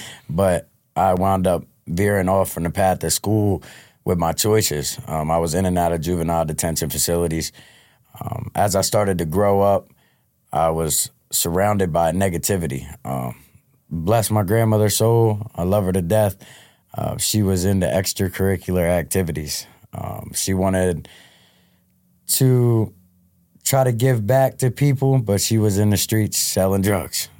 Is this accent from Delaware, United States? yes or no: yes; Delaware, United States; born and raised in Delaware